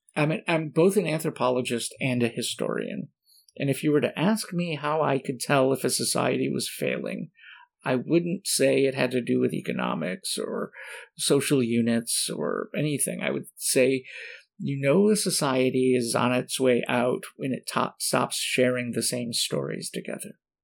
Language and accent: English; Michigan, United States; I'm from Michigan